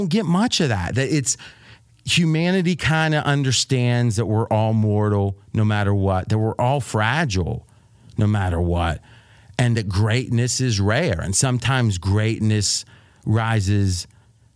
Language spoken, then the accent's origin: English; Ohio, United States; I grew up in Ohio